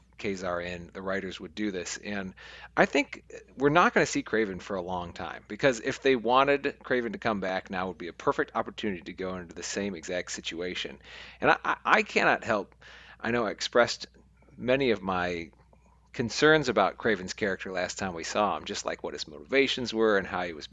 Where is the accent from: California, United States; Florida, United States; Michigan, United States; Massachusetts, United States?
Michigan, United States; accent: Michigan; my returning Michigan accent